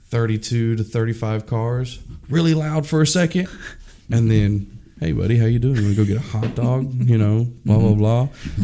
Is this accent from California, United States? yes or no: yes; Oakland, California, United States; I was born in Oakland, California.